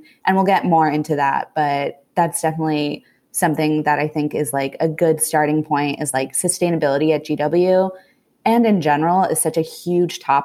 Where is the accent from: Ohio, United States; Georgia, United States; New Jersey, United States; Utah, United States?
New Jersey, United States; moved away as an adult; now in Washington, D.C., United States; originally from New Jersey